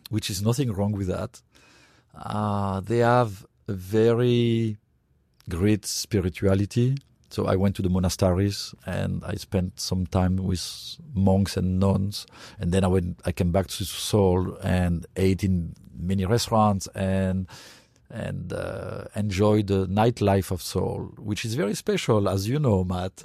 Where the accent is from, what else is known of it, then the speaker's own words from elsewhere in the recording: France; now in United States; when I grew up in France